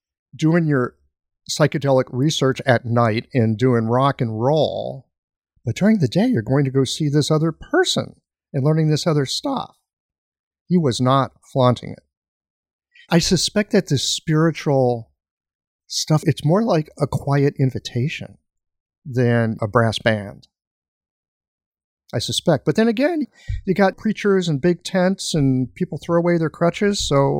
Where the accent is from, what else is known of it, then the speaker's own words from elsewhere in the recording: Missouri, United States; I'm from Missouri. Show me, motherfucker.